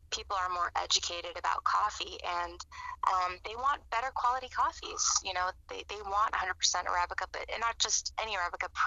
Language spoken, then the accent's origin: English; Cuba; And here we come from Cuba, where all that we know is espresso coffee